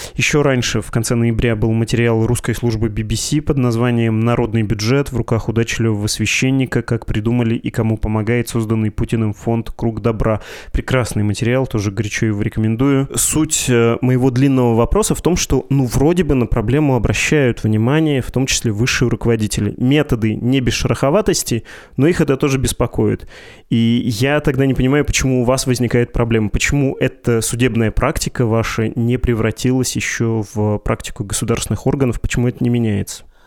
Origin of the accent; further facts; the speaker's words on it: Yekaterinburg, Sverdlovsk Oblast, Russia; moved away; Я из Екатеринбурга